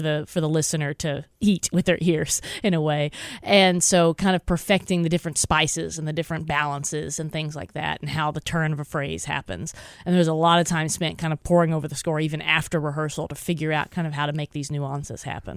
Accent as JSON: {"language": "English", "region": "Texas", "country": "United States", "tie": "born or raised there", "said": "I grew up in Texas"}